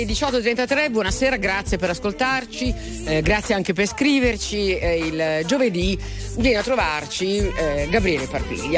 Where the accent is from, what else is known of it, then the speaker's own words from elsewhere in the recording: Milan, Lombardy, Italy; noi che siamo di Milano